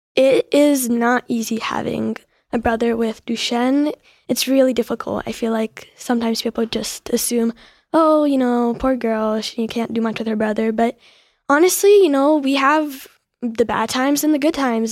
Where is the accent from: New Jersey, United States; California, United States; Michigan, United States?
New Jersey, United States; I'm from New Jersey